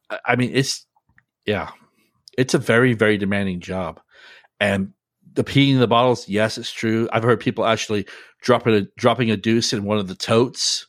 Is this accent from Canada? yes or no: no; United Kingdom; now in United States; growing up in Great Britain and then when I moved to America